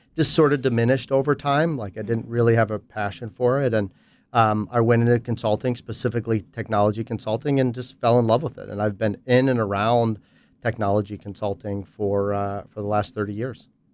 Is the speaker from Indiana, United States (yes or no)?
no; Pittsburgh, Pennsylvania, United States; in consulting with a small boutique firm in Pittsburgh, um, which is my hometown